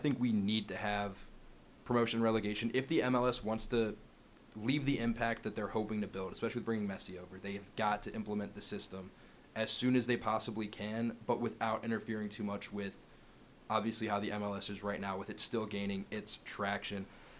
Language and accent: English; Cincinnati area, Ohio, United States; also born or lived in Columbus, Ohio; I am more from the Cincy area in my roots.